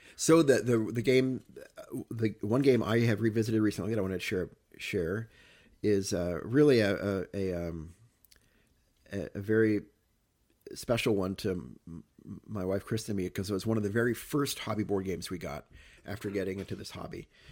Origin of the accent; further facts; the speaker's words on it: Cape Girardeau, Missouri, United States; growing up in Cape Torino